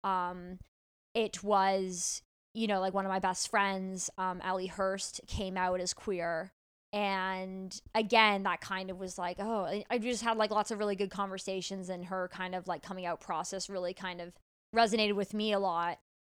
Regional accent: Toronto, Ontario, Canada; I grew up in Toronto, a pretty liberal city.

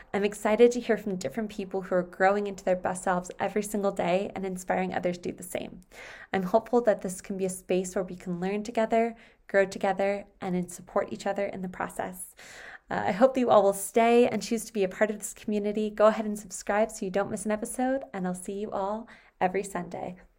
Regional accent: New York, United States; now in Southern California, United States; I was born and raised in New York

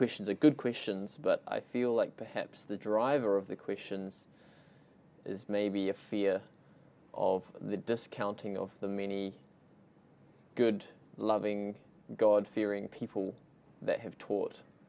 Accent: New Zealand; So I was born in New Zealand, grown up here, but my whole family's Australian

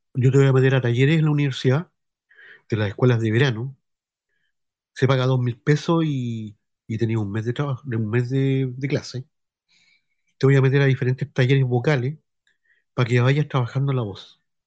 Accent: Concepción, Biobío, Chile; also born or lived in Brazil; Yo soy del sector de, de, de acá del centro, que es la remode-, remodelación Paiscaví, o re-, remodelación Eleuterio Ramírez

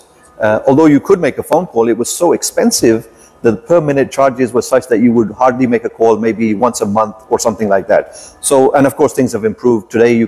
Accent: London, United Kingdom; moved away as an adult; now in Pakistan; Even though my heritage was from Pakistan, my parents were from Pakistan. I was actually born in Pakistan as well. But at the age of one, we came to London and we grew up in the UK.

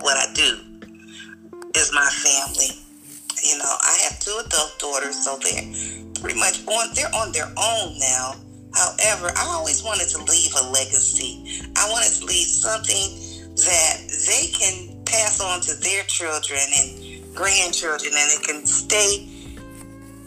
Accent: Michigan, United States; I'm from Michigan

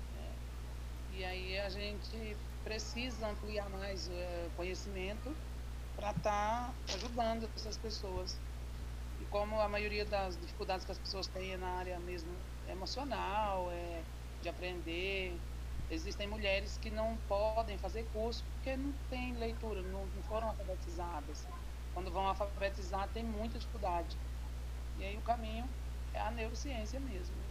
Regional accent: Jacobina, Bahia, Brazil; now in Goiânia, Brazil; Eu sou da Bahia, sou de Jacobina, na Bahia

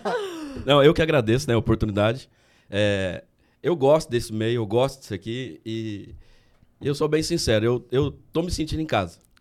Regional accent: Guataporanga, São Paulo, Brazil; eu sempre nasci lá e cresci lá, em Guataporanga

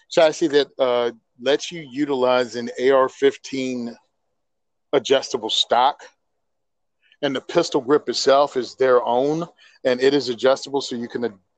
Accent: New Jersey, United States; I'm from Jersey. Food comes from the grocery store. What's a tractor? It's what's on the turnpike.

